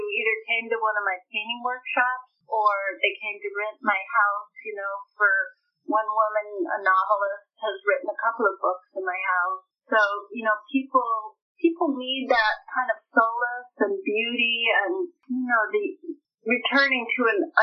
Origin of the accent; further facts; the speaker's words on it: United States; as an American